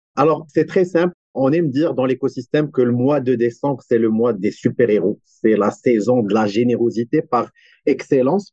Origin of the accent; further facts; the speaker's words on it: Morocco; now in Montreal, Canada; je soutiens aussi des initiatives basées au Maroc, mon pays d'origine aussi